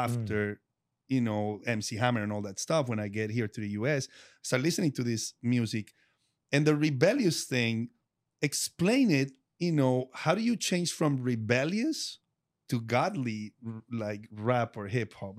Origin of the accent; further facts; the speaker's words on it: Colombia; English is a second language; moved away; the city where I'm from is very rock driven